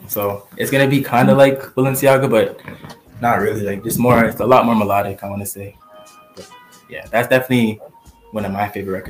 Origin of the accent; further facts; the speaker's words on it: Toronto, Ontario, Canada; Because I'm from Toronto